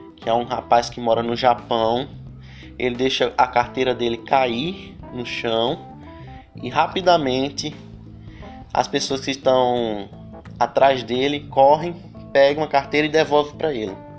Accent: Brazil; nós também somos brasileiros

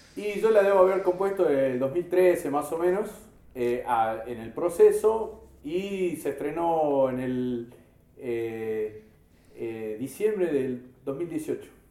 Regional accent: Salta, Argentina; como sociedad argentina, como sociedad salteña

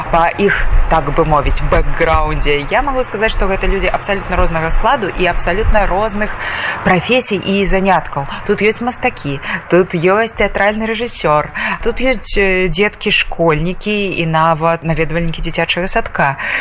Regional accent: Belarus; now in Białystok, Poland; мы беларусы

